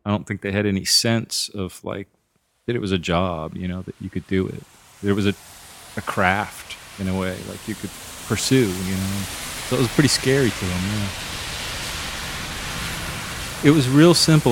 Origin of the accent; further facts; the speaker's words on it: southern Maine, United States; now in Nashville, United States; I grew up in a little tiny sort of mill town in, uh, southern Maine. right on the New Hampshire border